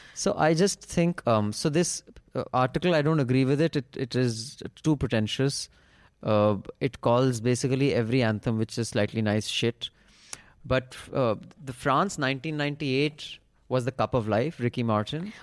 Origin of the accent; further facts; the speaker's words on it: India; as an Indian